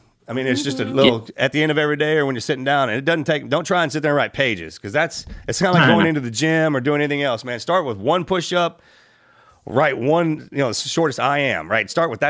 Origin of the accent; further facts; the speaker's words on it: Texas, United States; Raised right in here in Texas, man.